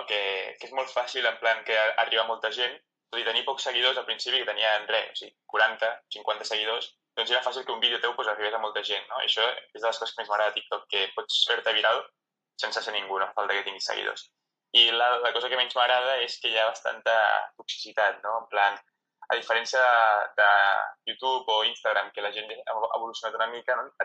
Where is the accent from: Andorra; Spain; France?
Spain; No, bàsicament perquè o sigui, el català és la meva llengua materna, la llengua que parlo a casa, la llengua que parlo amb els meus amics